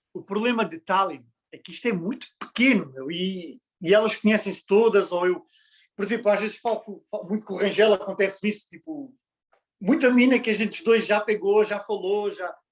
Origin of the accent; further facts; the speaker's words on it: Portugal; moved away; Nós todos já vivemos, sou português, nós todos já vivemos em Portugal